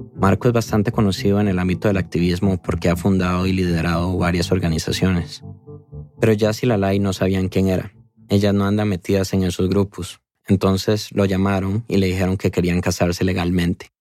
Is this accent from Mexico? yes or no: no; Costa Rica; como tico que soy